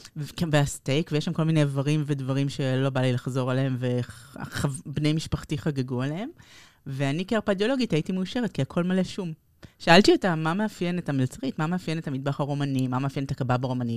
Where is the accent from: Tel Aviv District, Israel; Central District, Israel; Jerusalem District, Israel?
Tel Aviv District, Israel; Tel Aviv; נולדנו בכיכר דיזינגוף